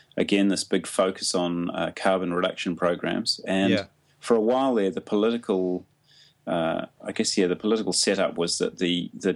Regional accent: New Zealand; also born or lived in United Kingdom; when I went to the UK and said I was from New Zealand.

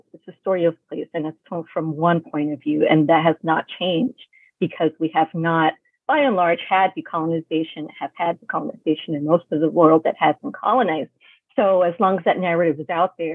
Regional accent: New York City, New York, United States; also born or lived in Brooklyn, New York / Florida; I was born in Brooklyn in the 80s, settled in Queens in the 90s

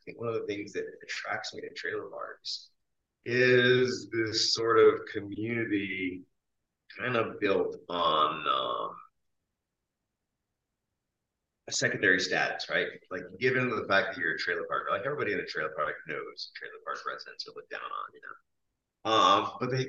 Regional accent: Quebec, Canada; moved away; I grew up in Quebec on the fringes of an Indian reservation

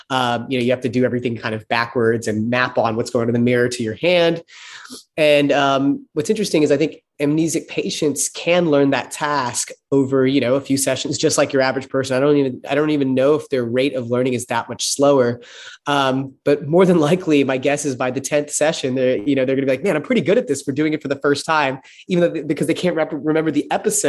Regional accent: Texas, United States; So it might be a fact to me that I grew up in Texas

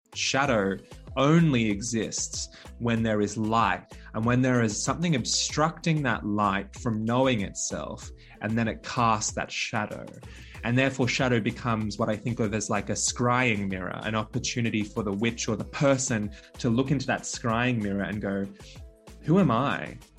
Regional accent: Bali, Indonesia; now in Australia; I was born in Bali

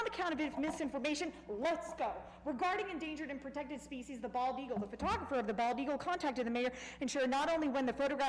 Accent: California, United States; also born or lived in Texas; now in Akron, United States; Yes, I moved from Texas. Yes, I am California born and raised.

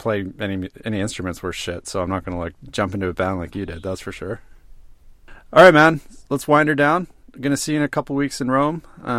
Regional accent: Canada; now in Sweden; I am a Canadian guy with Icelandic and Indian descendancy.

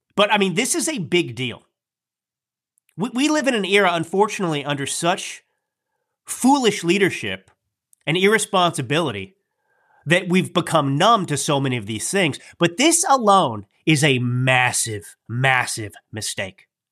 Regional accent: United States; I am an American.

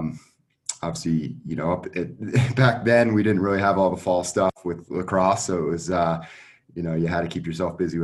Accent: Chatham, New Jersey, United States; I grew up in New Jersey, northern New Jersey, Chatham

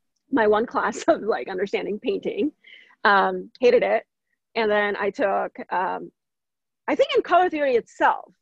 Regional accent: Vadodara, Gujarat, India; moved away as an adult; now in United States; I was born in India from a small city named Baroda. It's a metropolitan city in Gujarat.

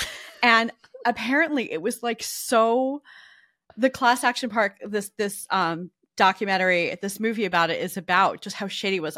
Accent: New Jersey, United States; now in New York, United States; where I grew up in New Jersey.

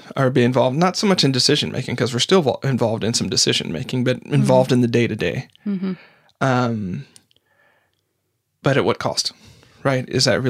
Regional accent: the South, United States; Like, we grew up in the South.

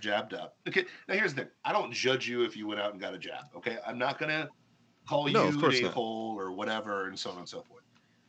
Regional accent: Florida, United States; I tell them I'm a Floridian. You know, I'm like, I love Jesus and I'm from Florida.

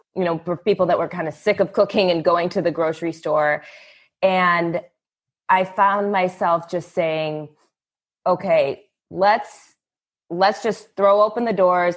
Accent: East Coast, United States; moved away as an adult; also born or lived in New York; growing up on the East Coast

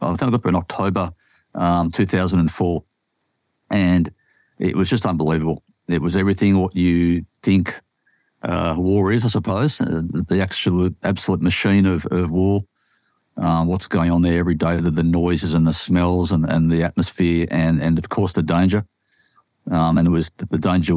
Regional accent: Sydney, New South Wales, Australia; I grew up in Sydney my whole life.

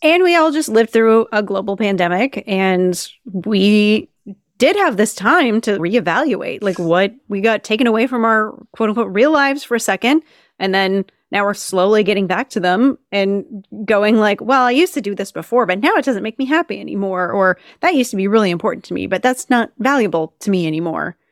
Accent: Minnesota, United States; moved away; I grew up in Minnesota when I was a kid.

